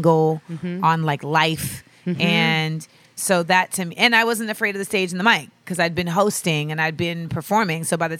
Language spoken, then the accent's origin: English; Orlando, Florida, United States; moved away as an adult; also born or lived in Los Angeles, California / New York / Grenada; Then I moved to Orlando and I lived there till I was 18